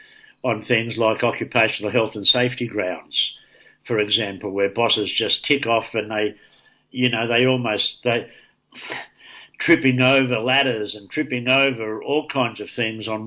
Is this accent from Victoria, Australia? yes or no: no; Sydney, New South Wales, Australia; my introduction to union issues growing up in Darlinghurst was the Green Bands